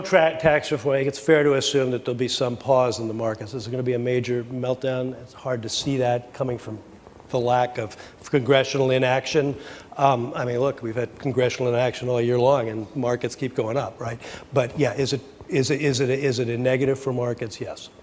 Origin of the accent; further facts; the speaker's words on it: United States; I speak as an American